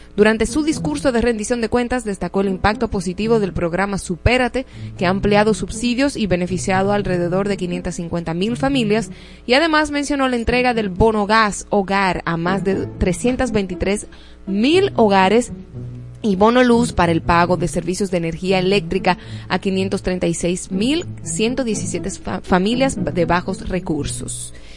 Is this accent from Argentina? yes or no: no; Dominican Republic; mi país